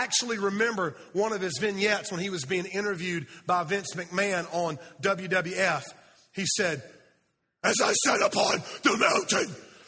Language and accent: English; Fountain Inn, South Carolina, United States; See, I am from Fountain Inn, South Carolina.